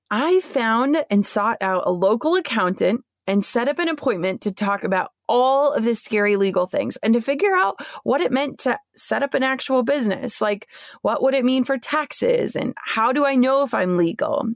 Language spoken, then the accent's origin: English; Minnesota, United States; moved away as an adult; my hometown in Minnesota